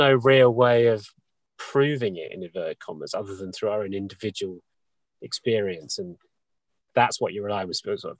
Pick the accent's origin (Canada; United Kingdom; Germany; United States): United Kingdom; New Forest, South East England; I've always wanted to live where I live in the West because I was born in the New Forest